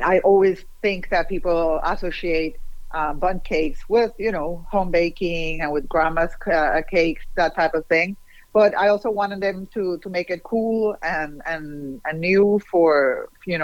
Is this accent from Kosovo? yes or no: no; Puerto Rico; now in Miami, United States; I'm originally from Puerto Rico